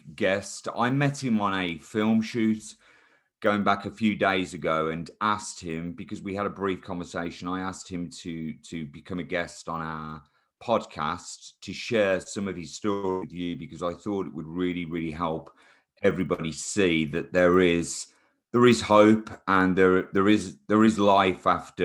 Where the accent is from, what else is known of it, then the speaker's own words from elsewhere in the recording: Chelmsley Wood, West Midlands, United Kingdom; I also grew up in Chemsey Wood in the 80s.